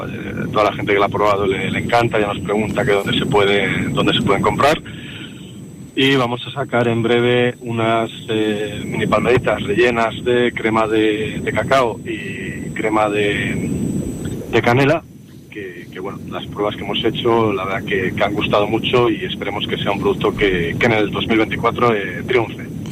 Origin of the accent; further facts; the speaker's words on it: Palencia, Castile and León, Spain; los que somos de, de, Palencia